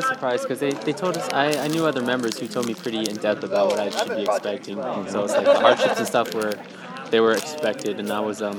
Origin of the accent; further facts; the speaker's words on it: Stockton, California, United States; I'm from Stockton, California.